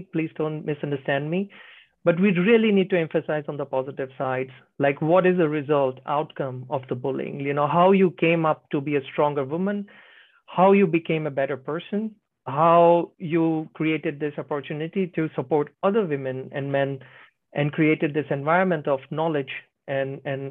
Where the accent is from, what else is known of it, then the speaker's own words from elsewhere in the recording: India; now in Finland; Right now I'm in Finland. I'm from India